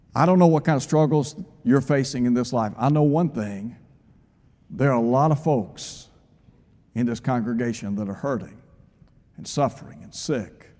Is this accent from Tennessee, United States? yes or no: yes; Chattanooga, Tennessee, United States; When I was a child growing up in Chattanooga, the neighborhood that I lived in, we knew everybody.